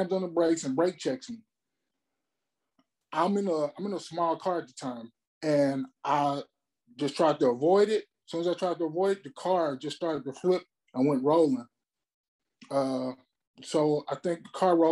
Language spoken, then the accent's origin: English; Memphis, Tennessee, United States; moved away as an adult; also born or lived in Mobile, Alabama; now in California, United States; I'm originally from Mobile, Alabama, but I grew up in Memphis, Tennessee